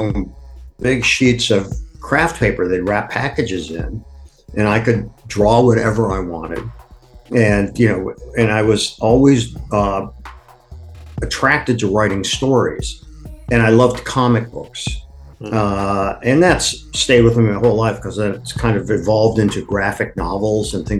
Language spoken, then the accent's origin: English; Akron, Ohio, United States; now in New York, United States; I was born in Akron, Ohio